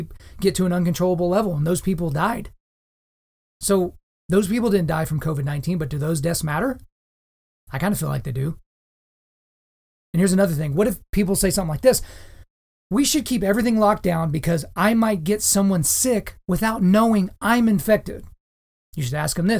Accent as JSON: {"language": "English", "town": "Lawton", "region": "Oklahoma", "country": "United States", "tie": "born or raised there", "said": "My hometown of Lawton, Oklahoma is not a whole lot like New York City"}